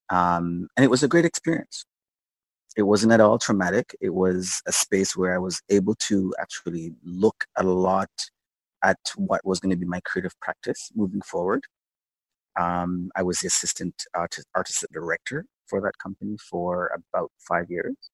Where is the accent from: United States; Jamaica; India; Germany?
Jamaica; I'm originally Jamaican. Yeah. I was born in Jamaica. Um, actually started in sort of television field there as a as a young kid.